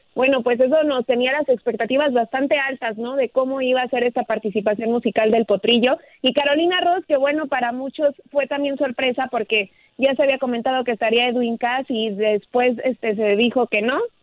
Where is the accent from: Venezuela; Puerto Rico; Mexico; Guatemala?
Mexico; como orgullosa mexicana